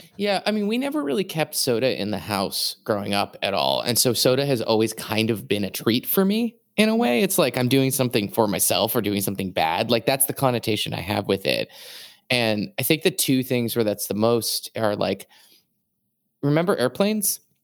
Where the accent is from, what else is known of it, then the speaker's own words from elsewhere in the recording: New England, United States; I'm from New England